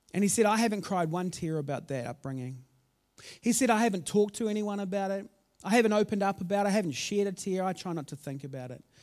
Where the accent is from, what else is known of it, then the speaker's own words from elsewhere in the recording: Auckland, New Zealand; also born or lived in Christchurch; I grew up in South Auckland